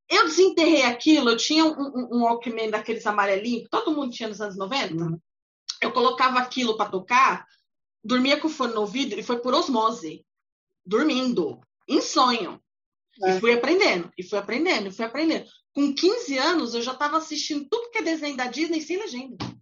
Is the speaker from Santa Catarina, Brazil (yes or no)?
no; São Paulo, Brazil; eu sou do Brasil, de São Paulo